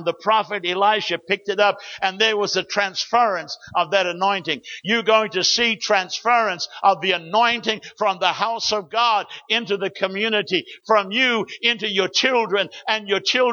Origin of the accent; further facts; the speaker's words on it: New Zealand; I grew up in New Zealand. I was born in 1941 in a church that Smith's Wigglesworth started through a prayer meeting